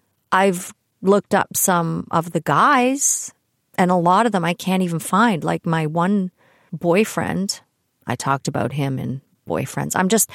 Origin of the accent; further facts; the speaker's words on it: Toronto, Ontario, Canada; also born or lived in Kitchener; I was born in Toronto, but my father, Ted, was an up-and-coming banker back in the day, so we moved a lot because he would get transferred from one branch to another as his career evolved. Mostly in Toronto, sometimes Kitchener